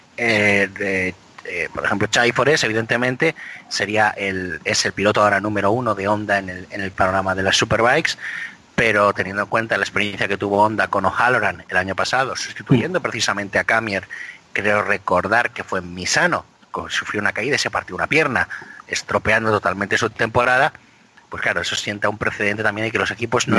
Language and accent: Spanish; Biscay, Basque Country, Spain; nací en Vizcaya